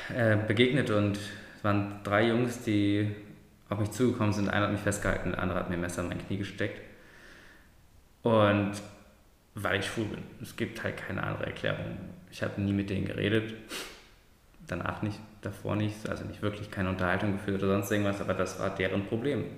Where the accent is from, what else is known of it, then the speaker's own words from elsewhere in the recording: Germany; meine Eltern sind aus der Türkei. Ich bin zwar in Deutschland geboren und ich bin zwar deutsch